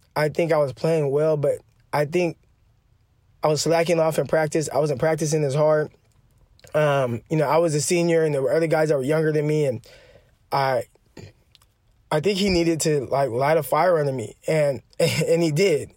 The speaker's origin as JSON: {"language": "English", "town": "Stockton", "region": "California", "country": "United States", "tie": "born or raised there", "said": "I grew up in Stockton, California"}